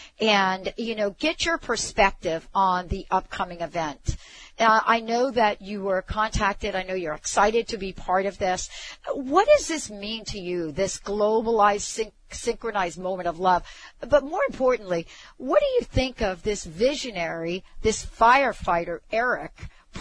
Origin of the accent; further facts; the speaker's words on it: New York, United States; I grew up in New York